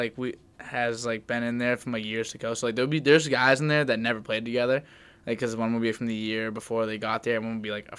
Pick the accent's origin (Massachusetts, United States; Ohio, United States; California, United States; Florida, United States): Massachusetts, United States; Medford; I was from Medford. I went to Medford